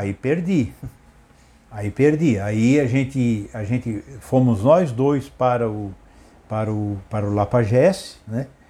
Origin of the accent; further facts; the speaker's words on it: Criciúma, Santa Catarina, Brazil; also born or lived in Urussanga, Santa Catarina, Brazil; nasci na cidade de Uruçanga, é, no dia 27 de 12 de 1956